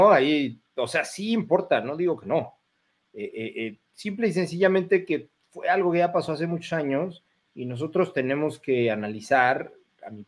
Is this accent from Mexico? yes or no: yes; Mexico; Sí, sí, soy mexicano, no.